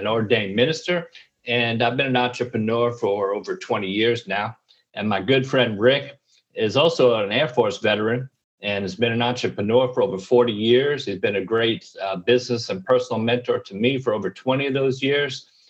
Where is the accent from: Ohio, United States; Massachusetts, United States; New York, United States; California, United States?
New York, United States; moved away as an adult; I'm, I'm from New York